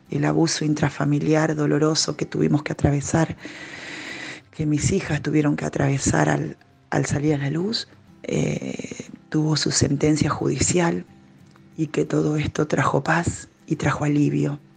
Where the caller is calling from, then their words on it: Argentina; desde Argentina. Hemos compartido los retiros maravillosos en Córdoba.